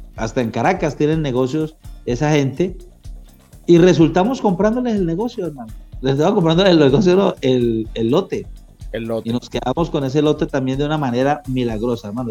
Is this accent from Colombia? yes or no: yes; Colombia; moved away as an adult; also born or lived in Maracay, Venezuela / Ciudad Ojeda, Venezuela